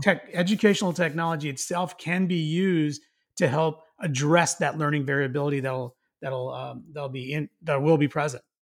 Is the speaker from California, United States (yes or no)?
yes; Los Angeles, California, United States; my hometown here in L